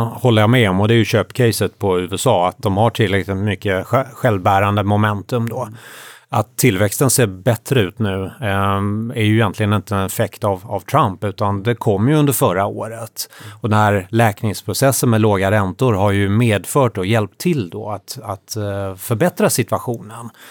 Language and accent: Swedish; Sweden; jag som svensk investerare